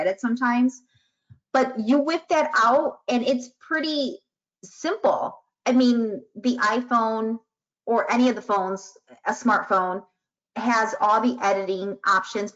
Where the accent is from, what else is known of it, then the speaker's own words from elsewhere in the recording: Chicago, Illinois, United States; I'm from Chicago